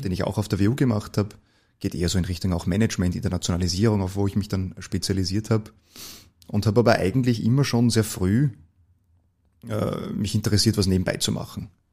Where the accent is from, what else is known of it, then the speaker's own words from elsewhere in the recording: Gmunden, Upper Austria, Austria; moved away as an adult; now in Vienna, Austria; ich bin äh, eigentlich gebürtiger Oberösterreicher